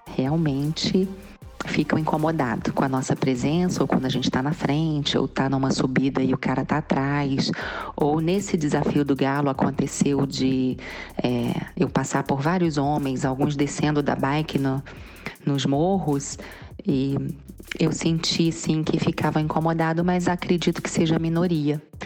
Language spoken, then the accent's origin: Portuguese; Cantagalo, Brazil; eu sou de Cantagalo